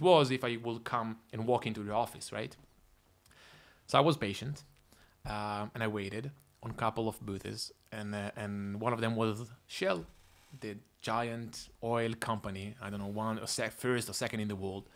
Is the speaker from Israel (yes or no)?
yes; Tel Aviv, Tel Aviv District, Israel; moved away as an adult; also born or lived in Toronto, Canada; I'm originally from Israel. Grew up in, uh, in Tel Aviv most of my life.